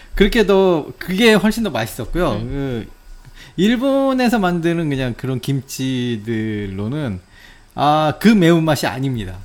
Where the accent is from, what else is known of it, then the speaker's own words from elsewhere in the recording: South Korea; now in Japan; 제 고향의 그 음식